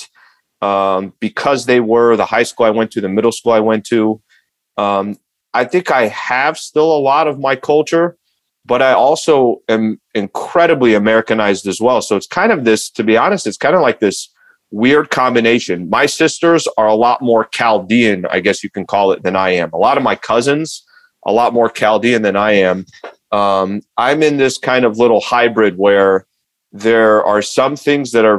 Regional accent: El Cajon, California, United States; growing up in East San Diego, El Cajon

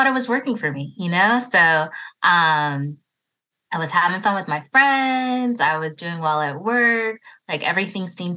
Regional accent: Raleigh, North Carolina, United States; also born or lived in Virginia; I was born in Virginia, but I grew up in Raleigh, North Carolina, so I haven't ventured too far away from home

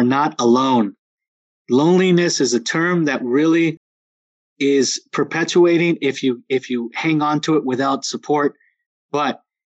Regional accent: San Jose, California, United States; now in Santa Clara, United States; Today I live in Santa Clara, but I grew up in East San Jose

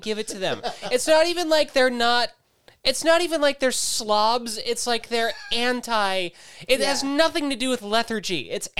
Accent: South Dakota, United States; In South Dakota.

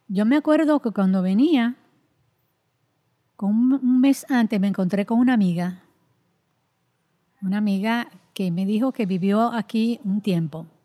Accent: Dominican Republic; now in Puerto Rico; y aquí no, aquí tú eres una dominicana. Es decir, que, es una de las situaciones fuertes que nosotros enfrentamos. Y, solamente el hecho, solamente el hecho de, ser dominicana.

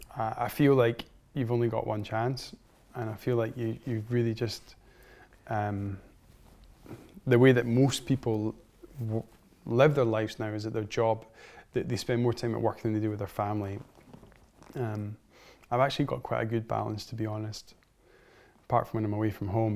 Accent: Scotland, United Kingdom; growing up in Scotland, and Scotland's such a wonderful place to grow up

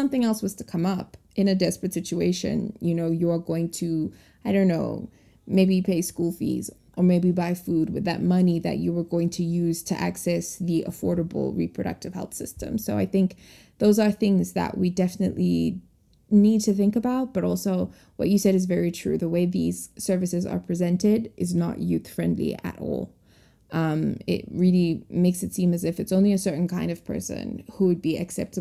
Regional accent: Zimbabwe; growing up in Zimbabwe

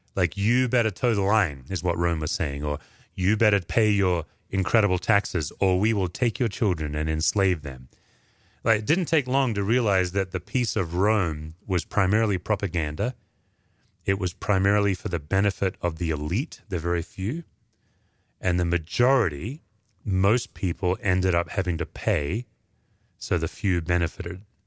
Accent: Perth, Western Australia, Australia; moved away; I do think of Perth, Australia. That's home.

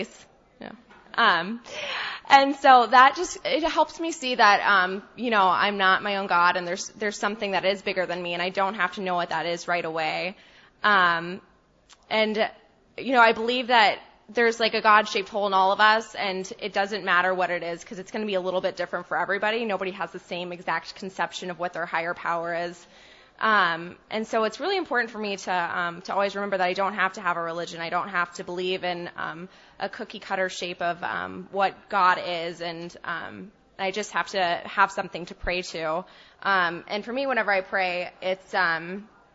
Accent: Texas, United States; moved away; also born or lived in Boston; I'm from Texas

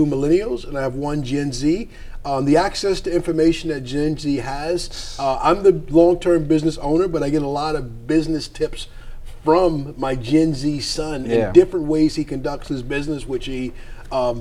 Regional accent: Wyandanch, New York, United States; Wyandanch, my hometown

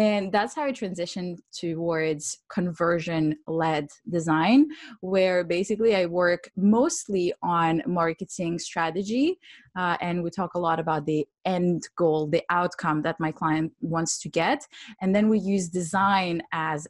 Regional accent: Switzerland; also born or lived in Ukraine; now in London, United Kingdom; So I'm Ukrainian. I was born in Ukraine and I grew up in Switzerland, and now I'm based in London.

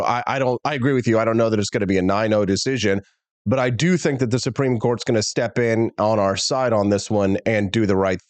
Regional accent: Missouri, United States; from my home state of Missouri.

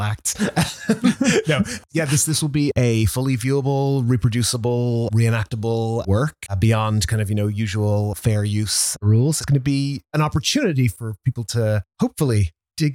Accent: Ireland; now in New York, United States; I am an Irish film and media preservation specialist living in New York

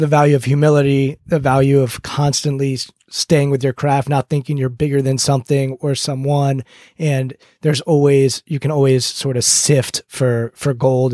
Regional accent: United States; growing up outside Washington, D C area

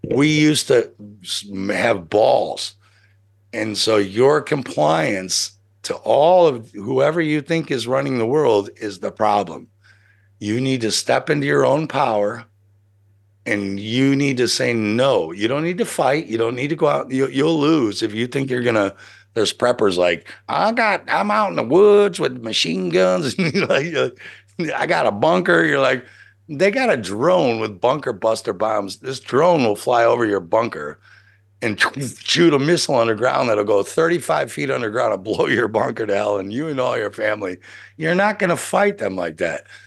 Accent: United States; I'm American

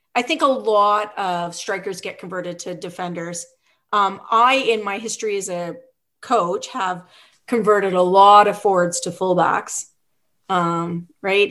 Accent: Revelstoke, British Columbia, Canada; moved away as an adult; also born or lived in Vancouver / Ottawa; now in Ontario, Canada; I grew up in British Columbia in this small town called Revelstoke

